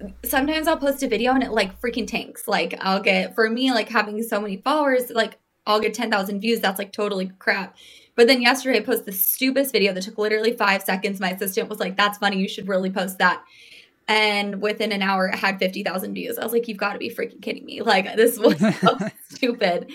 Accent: Phoenix, Arizona, United States; now in New York, United States; I'm from Phoenix.

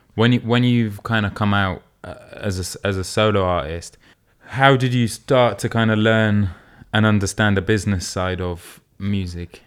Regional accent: Newcastle, North East England, United Kingdom; moved away; growing up in Newcastle

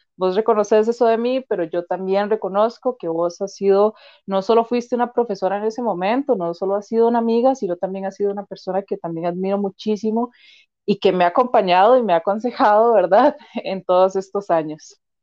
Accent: Turrialba, Cartago, Costa Rica; also born or lived in Limón; yo nací en Limón, pero yo no crecí en Limón, crecí en Cartago, ¿verdad? En Turrialba principalmente

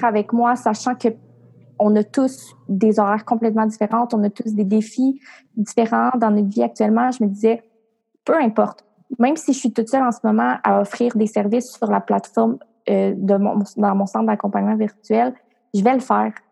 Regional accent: Cap-Santé, Quebec, Canada; moved away; ma ville natale où sont mes parents, mes ah, amis. Euh, en fait, moi, je viens de la campagne. Là. Je viens d'un village qui s'appelle Cap Santé

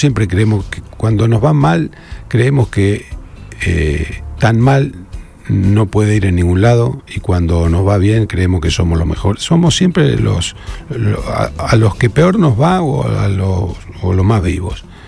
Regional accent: Rosario, Santa Fe, Argentina; moved away as an adult; Me fui de Rosario, acá trabajaba, acá donde vivo ahora. Eh, me fui a, los 19

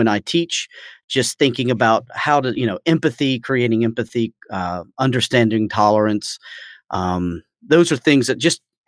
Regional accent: Atlanta, Georgia, United States; moved away as an adult; also born or lived in China; I'm from Atlanta originally.

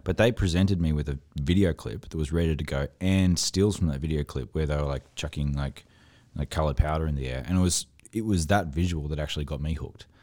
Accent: Toowoomba, Queensland, Australia; I'm from Toowoomba

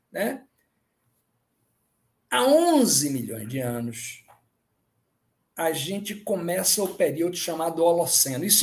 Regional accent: Northeast Region, Brazil; Eu, como nordestino, fico muito contente

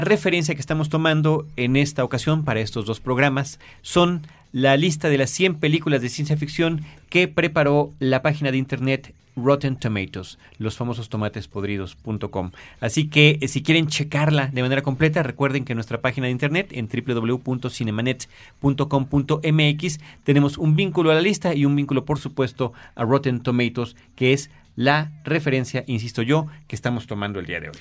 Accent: Mexico

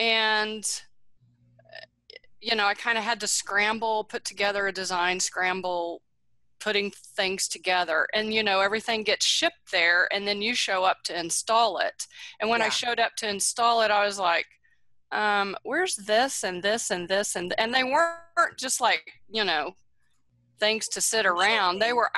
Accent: Houston, Texas, United States; born there; I was born in Houston, does that count?

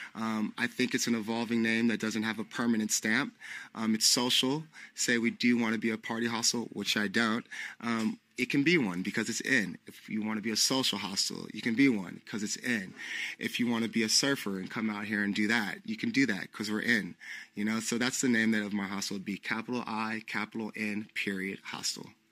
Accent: San Francisco, California, United States; moved away as an adult; now in Portugal; I'm from San Francisco, California. Um, I was born and raised there

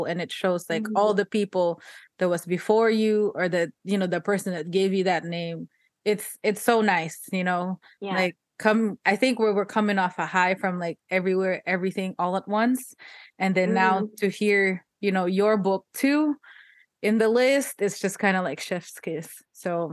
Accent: Philippines; moved away; I was born in the Philippines

